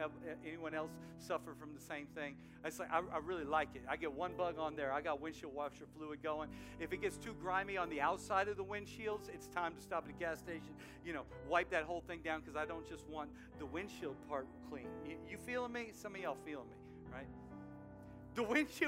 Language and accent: English; outside New Orleans, South Louisiana, United States; Growing up in New Orleans, outside New Orleans, South Louisiana heat, I played a lot of soccer